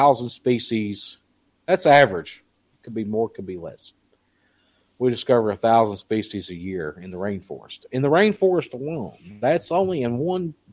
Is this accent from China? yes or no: no; Southeast Kentucky, United States; I come from Southeast Kentucky